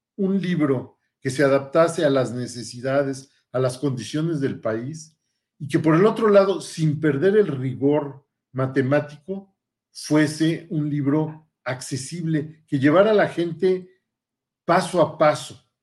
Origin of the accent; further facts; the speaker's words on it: Mexico City, Mexico; moved away as an adult; also born or lived in Paris, France; now in Saltillo, Mexico; soy originario del Distrito Federal, antes Distrito Federal, ahora Ciudad de México, donde tuve mi formación.